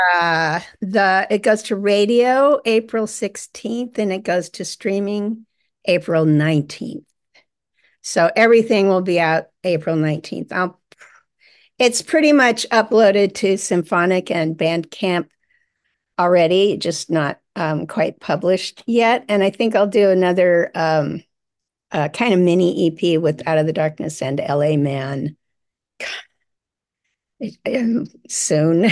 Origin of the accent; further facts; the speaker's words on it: Ojai, California, United States; also born or lived in Orange County, California / San Francisco, California; I grew up in Ojai, California